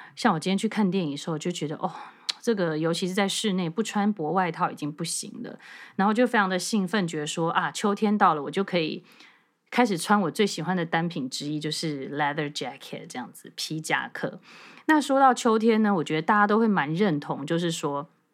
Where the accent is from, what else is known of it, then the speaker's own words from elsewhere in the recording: Taiwan; 以我们台湾人的身材